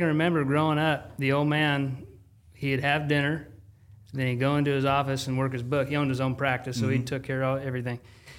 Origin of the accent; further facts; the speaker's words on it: high desert of California, United States; moved away; About 3 hours west of here, high desert of California.